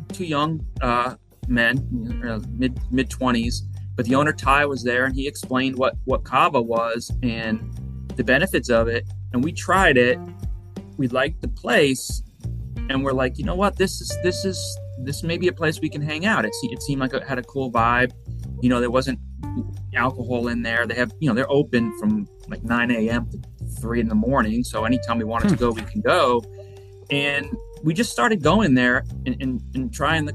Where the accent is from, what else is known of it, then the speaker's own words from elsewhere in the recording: Long Island, New York, United States; moved away as an adult; also born or lived in Pennsylvania / Florida; now in Space Coast, Florida, United States; I grew up in New York, Long Island specifically.